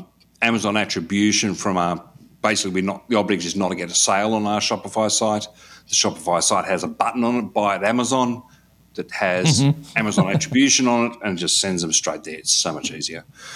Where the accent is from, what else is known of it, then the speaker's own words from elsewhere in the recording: Australia; For being an Australian, you needed to have a social security number to get onto